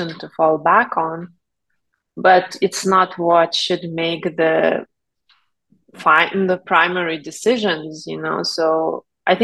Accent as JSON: {"language": "English", "country": "Lithuania", "tie": "born or raised there", "moved": "yes", "said": "I'm originally from Lithuania, where I grew up"}